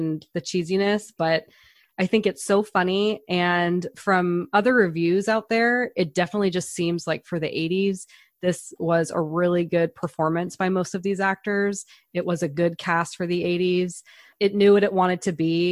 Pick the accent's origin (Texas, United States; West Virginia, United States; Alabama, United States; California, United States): California, United States; Northern; I am from Northern California